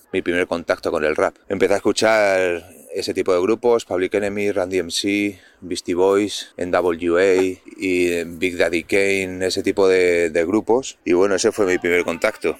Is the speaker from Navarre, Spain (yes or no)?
yes; Pamplona, Navarre, Spain; desde Pamplona, la comunidad navarra